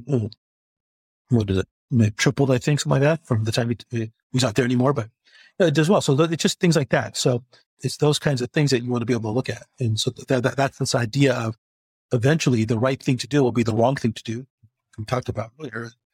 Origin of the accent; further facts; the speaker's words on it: United States; also born or lived in China / Singapore; I'm the American expat